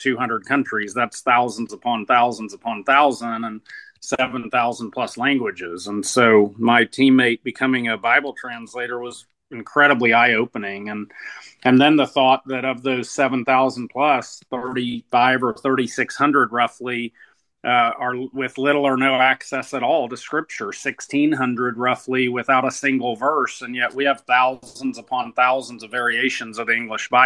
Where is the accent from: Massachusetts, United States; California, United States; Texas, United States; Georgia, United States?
Georgia, United States; South; moved away; also born or lived in United Kingdom; I'm from South Georgia, about 15 minutes from the Florida border, and though I didn't, live there my whole life, I lived there a long time